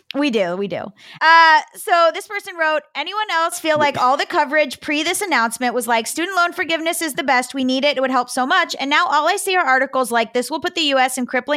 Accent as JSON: {"language": "English", "town": "Cooper City", "region": "Florida", "country": "United States", "said": "I don't know who this is, but I am from Cooper City and I know a lot of moms."}